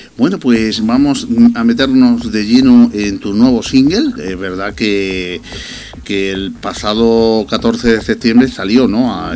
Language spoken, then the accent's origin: Spanish; Granada, Andalusia, Spain; Yo soy de Granada